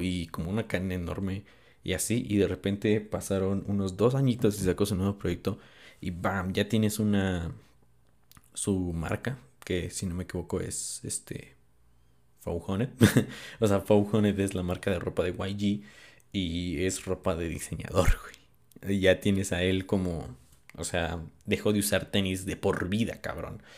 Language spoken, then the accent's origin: Spanish; Mexico; soy de México